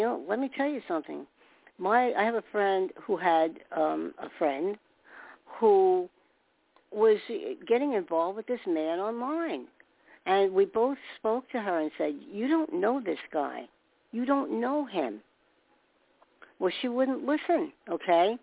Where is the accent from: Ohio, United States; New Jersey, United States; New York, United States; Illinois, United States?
New York, United States; I was born in New York